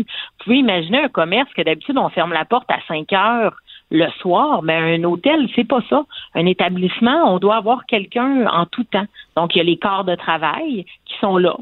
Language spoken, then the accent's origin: French; Quebec, Canada; en tant que Québécois